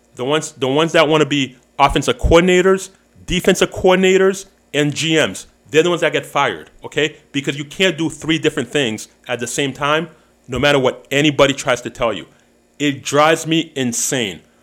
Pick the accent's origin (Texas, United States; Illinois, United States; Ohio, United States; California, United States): Illinois, United States; Chicago